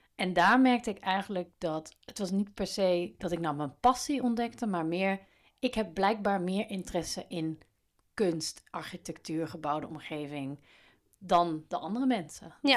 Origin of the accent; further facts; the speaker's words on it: Baarle-Nassau, North Brabant, Netherlands; moved away; Ik kom uit uit een bijzonder dorp, Palen-Nassau in Brabant, op de grens met België.